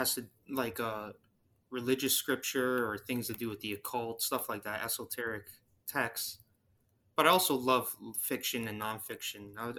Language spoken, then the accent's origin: English; Ontario, Canada; I'm from Ontario, Canada.